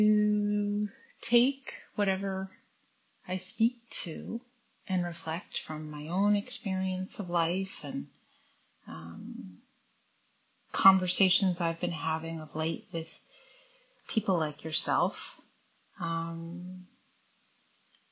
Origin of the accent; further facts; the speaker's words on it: United States; Growing up, I grew up in the United States